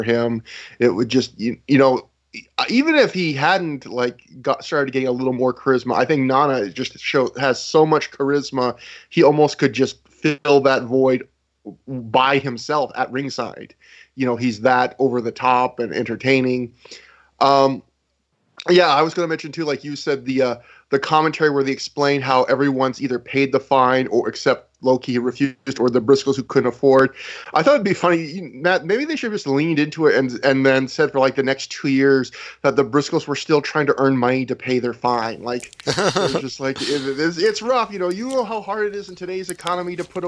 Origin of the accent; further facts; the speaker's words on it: Canada; I'm a Canadian